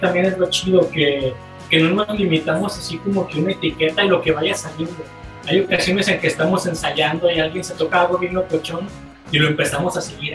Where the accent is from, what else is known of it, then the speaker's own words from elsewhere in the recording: Mexico; uno crece con el barrio siendo mexicano